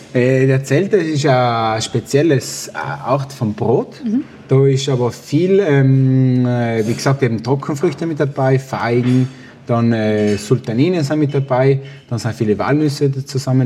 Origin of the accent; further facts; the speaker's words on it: South Tyrol, Trentino-Alto Adige, Italy; das ist meine Heimat, dort trainiere ich